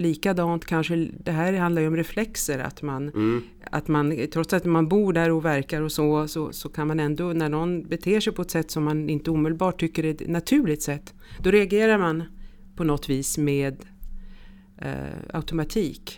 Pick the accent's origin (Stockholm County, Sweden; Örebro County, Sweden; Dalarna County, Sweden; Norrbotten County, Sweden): Stockholm County, Sweden; Stockholm; moved away as an adult; also born or lived in Switzerland; now in Paris, France; Jag är svensk, eh, uppväxt i Stockholm